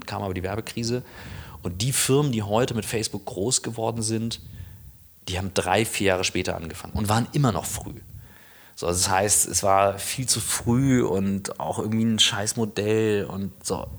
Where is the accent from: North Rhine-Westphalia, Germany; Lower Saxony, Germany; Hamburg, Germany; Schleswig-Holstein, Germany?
Schleswig-Holstein, Germany; Kiel; moved away as an adult; also born or lived in St. Gallen; bin in Kiel groß geworden